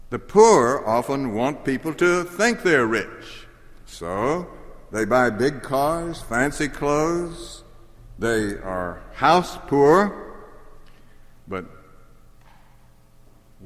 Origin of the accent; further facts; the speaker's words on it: Jackson, Mississippi, United States; I grew up in Mississippi, and I could walk from my house in Jackson to the Pearl River.